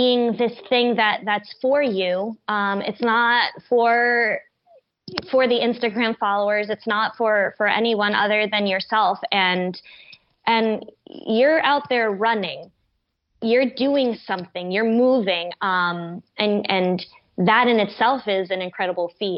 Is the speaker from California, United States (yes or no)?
no; New York City, New York, United States; also born or lived in Westchester County, New York; I grew up in the Bronx and Westchester County. So this is my hometown